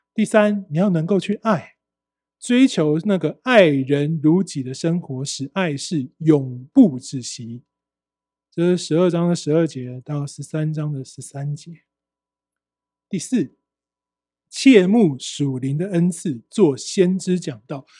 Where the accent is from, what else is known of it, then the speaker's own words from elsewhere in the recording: Taiwan; 我们台湾人